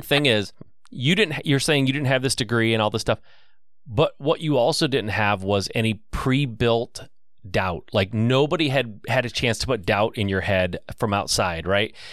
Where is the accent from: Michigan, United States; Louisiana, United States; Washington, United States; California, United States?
Michigan, United States; I'm from Michigan